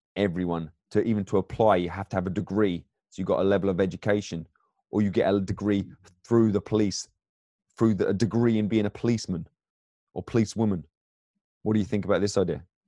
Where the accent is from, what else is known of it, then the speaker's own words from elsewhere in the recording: England, United Kingdom; accent: English; now in United States; I'm I'm an immigrant here, but my background in England